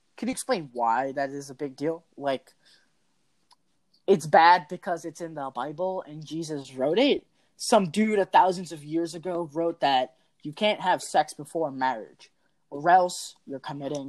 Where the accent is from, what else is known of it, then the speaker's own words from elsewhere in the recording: India; I'm Indian